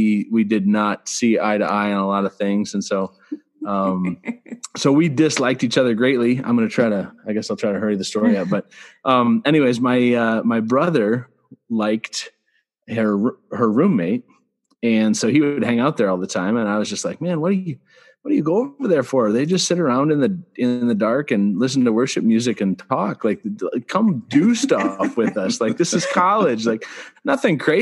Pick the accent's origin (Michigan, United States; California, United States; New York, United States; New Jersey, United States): Michigan, United States; Central; I grew up in the Central Michigan area